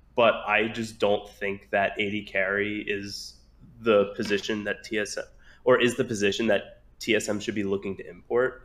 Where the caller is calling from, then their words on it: Buffalo, New York, United States; I'm calling from Buffalo, New York